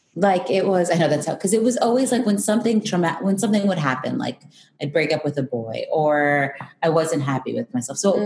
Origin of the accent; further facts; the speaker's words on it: Long Island, New York, United States; I grew up in New York, Long Island